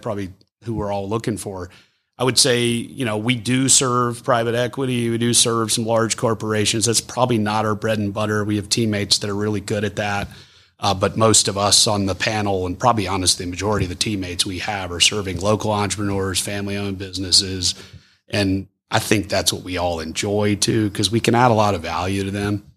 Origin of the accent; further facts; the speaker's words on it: Forsyth County, Georgia, United States; I grew up in Forsyth. It's my hometown.